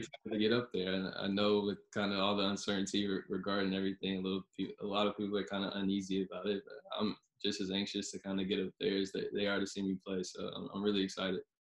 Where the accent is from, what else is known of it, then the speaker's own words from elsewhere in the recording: Charlotte, North Carolina, United States; moved away as an adult; also born or lived in California; growing up in Charlotte, ACC AC country